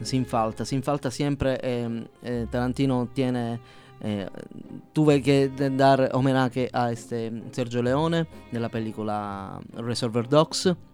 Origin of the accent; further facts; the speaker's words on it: Palermo, Sicily, Italy; first language Sicilian; Spanish is a second language; now in Mexico; Soy del mero sur, soy siciliano de Palermo.